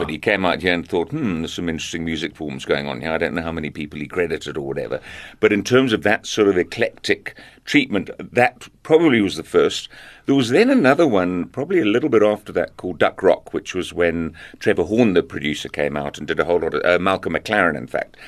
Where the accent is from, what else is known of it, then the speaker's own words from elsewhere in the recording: South Africa; also born or lived in Zambia; growing up in South Africa